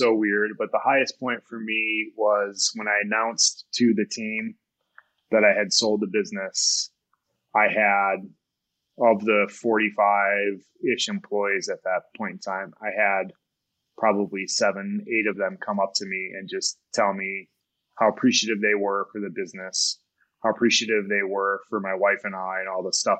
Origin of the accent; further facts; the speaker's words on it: Kalamazoo, Michigan, United States; now in Colorado, United States; my wife and I both grew up in Southwest Michigan, Kalamazoo